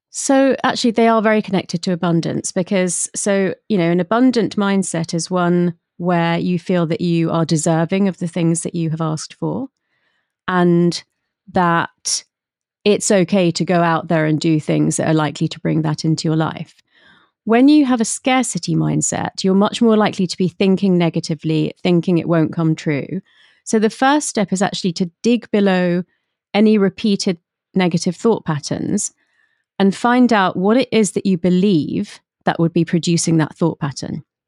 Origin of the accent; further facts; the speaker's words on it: London, United Kingdom; I was brought up in London, but by, um, my parents who had emigrated from India.